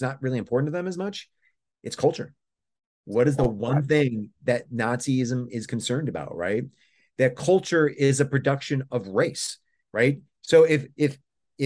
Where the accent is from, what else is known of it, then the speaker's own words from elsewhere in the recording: near Brockton, Massachusetts, United States; I grew up near Brockton, Massachusetts